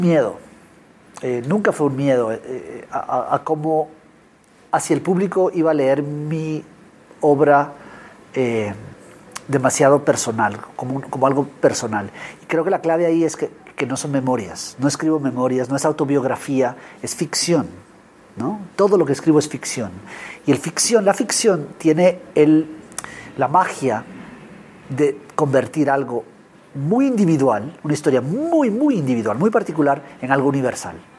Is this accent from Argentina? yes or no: no; Guatemala; soy escritor guatemalteco